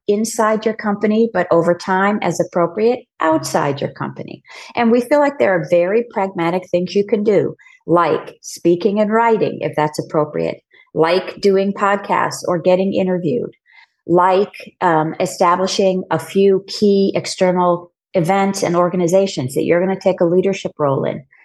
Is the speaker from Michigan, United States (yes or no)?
no; San Diego, California, United States; moved away as an adult; also born or lived in New York; as a kid growing up in San Diego, I realized pretty early on I didn't want to stay in San Diego